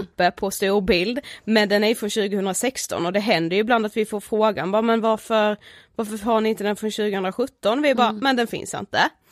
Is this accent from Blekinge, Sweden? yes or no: yes; Karlshamn, Blekinge, Sweden; now in Stockholm, Sweden; jag kommer ifrån eh, Karlshamn, bor i Stockholm